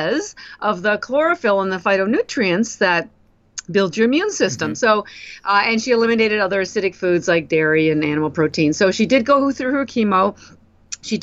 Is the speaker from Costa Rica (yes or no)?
no; Canada; moved away as an adult; now in Boston, United States; I'm actually Canadian, but I've lived in Boston, Massachusetts for almost 33 years now